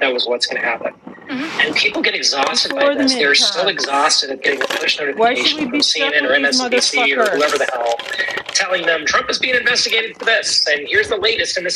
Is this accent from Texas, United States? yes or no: yes; Texas, United States; I grew up in Texas